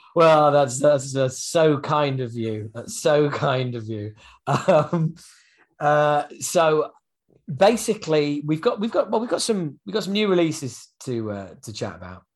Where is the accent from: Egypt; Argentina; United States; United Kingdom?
United Kingdom; England; being an Englishman